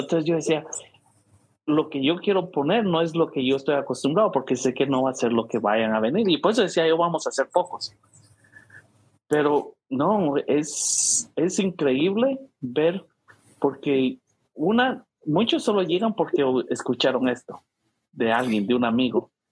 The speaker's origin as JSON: {"language": "Spanish", "town": "San Pedro Carchá", "region": "Alta Verapaz", "country": "Guatemala", "tie": "born or raised there", "moved": "yes", "lives_now": "St. Louis, United States", "said": "en mi pueblo, todos los que éramos fanáticos habíamos nacido ahí"}